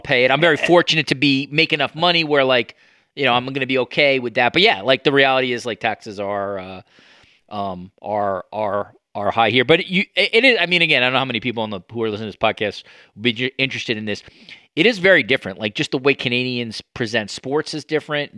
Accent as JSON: {"language": "English", "country": "United States", "moved": "yes", "said": "as an American"}